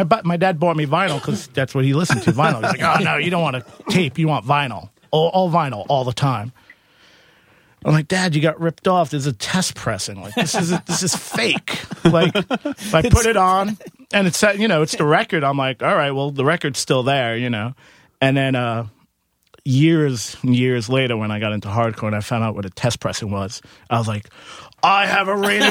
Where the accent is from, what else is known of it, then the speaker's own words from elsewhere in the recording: Queens, New York, United States; I'm from Queens.